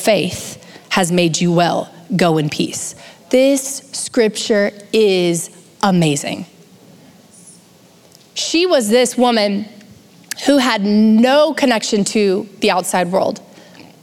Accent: United States; born and raised in the United States

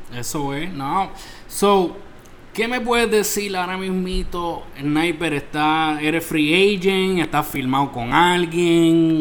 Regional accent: Isabela, Puerto Rico; es de Puerto Rico, de mi pueblo, Isabela

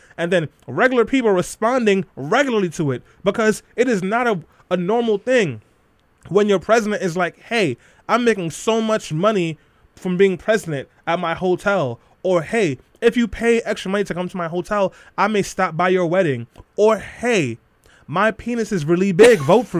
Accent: New York City, New York, United States; I'm from Brooklyn.

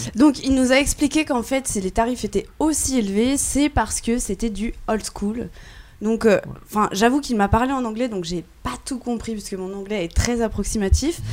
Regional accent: France; en tant que bonne française

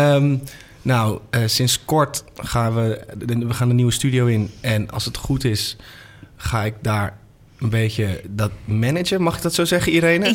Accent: Amsterdam, North Holland, Netherlands; Ik ben geboren in Amsterdam, opgegroeid.

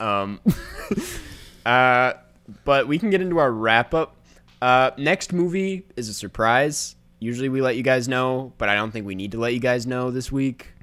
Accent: Saint Paul, Minnesota, United States; I'm from Saint Paul

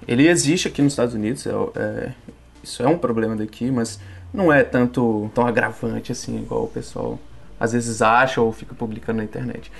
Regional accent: Belo Horizonte, Minas Gerais, Brazil; moved away as an adult; now in Boston, United States; Sou de Belo Horizonte, Minas Gerais

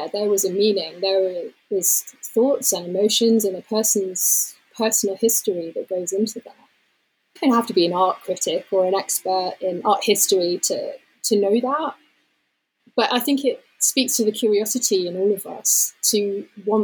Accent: London, United Kingdom; moved away as an adult; now in Somerset, United Kingdom; I was born in London, and then we moved to, it's pretty much still London, but it was kind of the suburban area outside of it

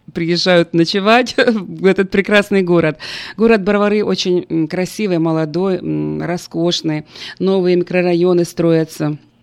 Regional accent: Ukraine; moved away as an adult; also born or lived in United States; моего родного города, моей страны Украины и теперь Америки

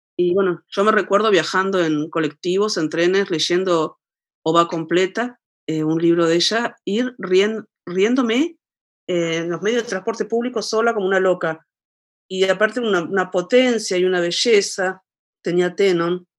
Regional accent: Argentina; now in La Plata, Argentina; la última gran crisis, gran, gran, gran, enorme crisis que, hubo en mi país, alrededor del año 2000

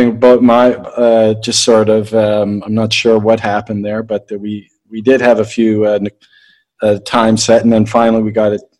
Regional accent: Canada; And also, me being Canadian, and I just had Nick Sackvi on the podcast a little while ago.

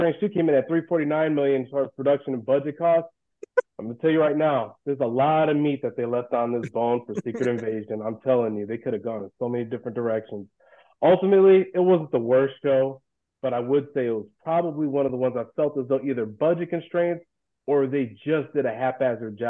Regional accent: Milwaukee, Wisconsin, United States; now in Los Angeles, United States; I'm actually from Milwaukee, you know, holding it down, but right now I'm living out in L.A.

